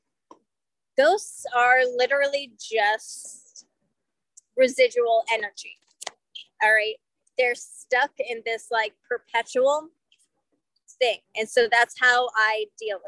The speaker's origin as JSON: {"language": "English", "town": "Salem", "region": "Massachusetts", "country": "United States", "moved": "yes", "lives_now": "St. Petersburg, United States", "said": "I'm from Salem."}